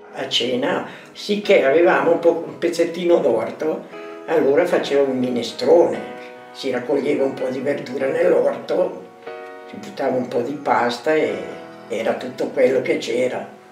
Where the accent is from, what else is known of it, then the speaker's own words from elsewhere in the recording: province of Brescia, Lombardy, Italy; sono nata nel 1936, vengo dalla provincia di Brescia